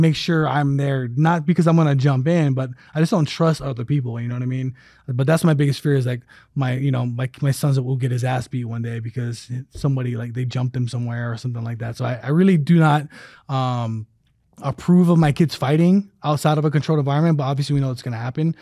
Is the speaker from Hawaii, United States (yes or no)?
yes; Hawaii, United States; moved away; also born or lived in Alabama; when I was growing up in Hawaii